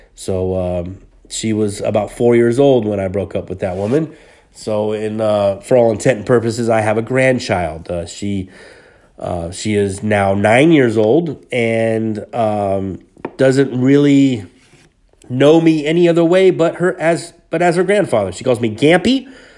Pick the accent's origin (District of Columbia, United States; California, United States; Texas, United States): California, United States; Hayward; Hayward, California, which is my hometown